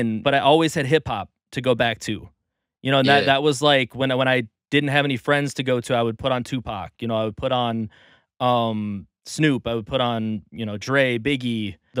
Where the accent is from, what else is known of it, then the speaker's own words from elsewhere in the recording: California, United States; now in Minnesota, United States; I came from Cali. You know, I wasn't from a well-off area in Cali. You know, lots of gang violence in the area that I'm from. And, you know, we moved to Minnesota for a better life, essentially.